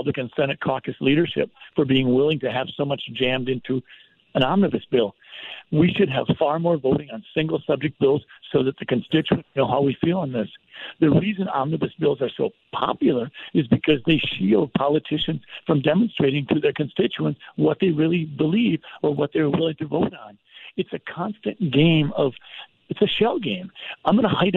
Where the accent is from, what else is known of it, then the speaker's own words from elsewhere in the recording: Sleepy Eye, Minnesota, United States; I'm a kid from Sleepy Eye, Minnesota